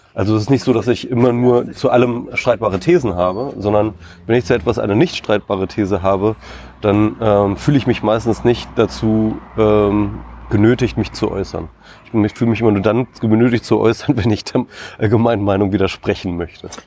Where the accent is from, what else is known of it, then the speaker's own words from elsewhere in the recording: Isernhagen, Lower Saxony, Germany; ich komme aus Hannover ursprünglich, bin ich äh, dort in Hannover in der Nähe aufgewachsen, äh, Isernhagen, um genau zu sein.